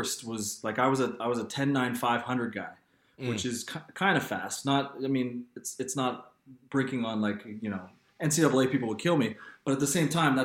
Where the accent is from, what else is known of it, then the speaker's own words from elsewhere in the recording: Quebec, Canada; when I grew up in Quebec